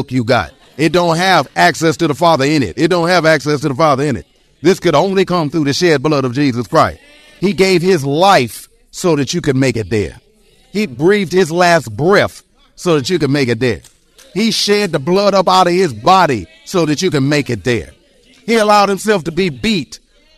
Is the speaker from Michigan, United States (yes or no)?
yes; Detroit, Michigan, United States; I was born and raised in Detroit, Michigan. I can talk about the east side